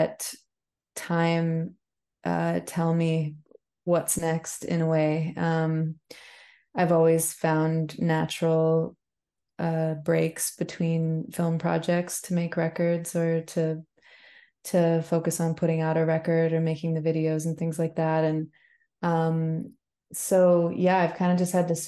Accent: BC, British Columbia, Canada; I had Newfie neighbors growing up in BC.

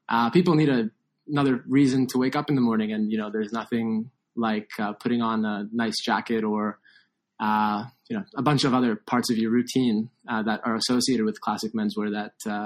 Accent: Toronto, Ontario, Canada; I grew up in Toronto

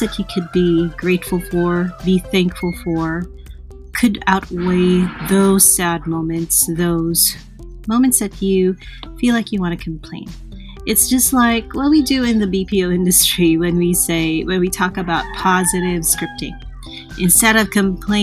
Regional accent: Calabarzon, Philippines; I'm from the Philippines, and I'm from that area where ever since the start of January 2020, it's been really challenging. Like, we're near the Taal volcano

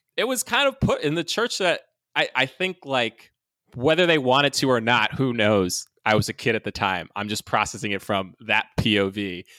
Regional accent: New York City, New York, United States; I was born in New York, So we went to a church called Times Square Church. It's in New York City

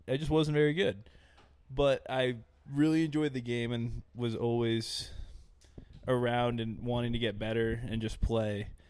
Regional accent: Dover, New Hampshire, United States; I'm from Dover, New Hampshire

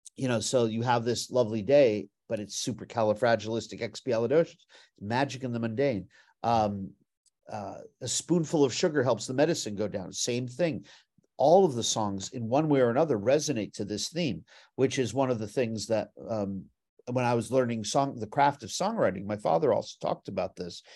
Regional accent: Beverly Hills, California, United States; I grew up in Beverly Hills, California

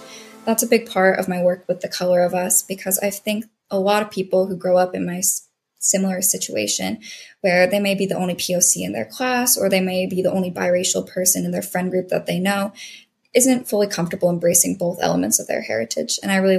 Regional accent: Arizona, United States; I grew up in the suburbs of Arizona, and during that time, there was very few people growing up who identified as POC, particularly being biracial. My father is from India and my mom is Irish American.

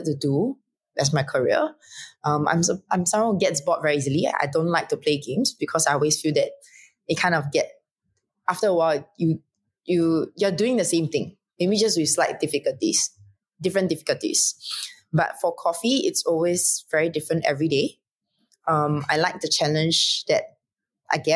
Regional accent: Singapore; I'm from Singapore

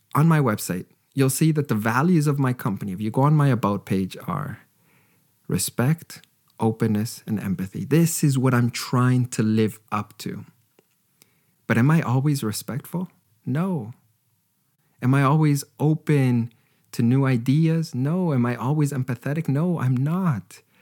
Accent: Canada; I was raised in Canada

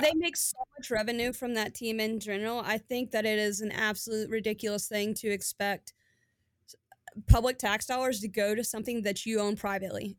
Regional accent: Kentucky, United States; I'm from Kentucky

